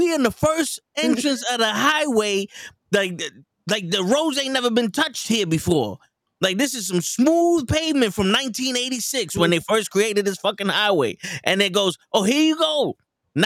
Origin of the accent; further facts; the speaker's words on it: New York City, New York, United States; I'm from the Bronx. I was raised in the Bronx.